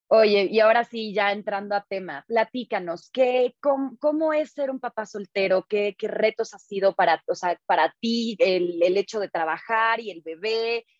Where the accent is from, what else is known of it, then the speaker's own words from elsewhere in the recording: Veracruz, Mexico; moved away; yo me crié en Veracruz, en un pueblillo por allá